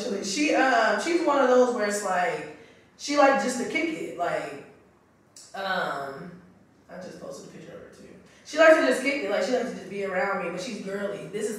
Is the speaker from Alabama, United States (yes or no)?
yes; Alabama, United States; now in Victorville, United States; I live in Victorville, but I was raised in Alabama. So my whole family is from the South.